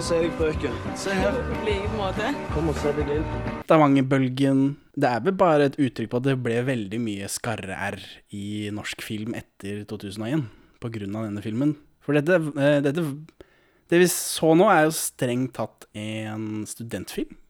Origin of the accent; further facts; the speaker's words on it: Moss, Østfold, Norway; Jeg er jo fra Moss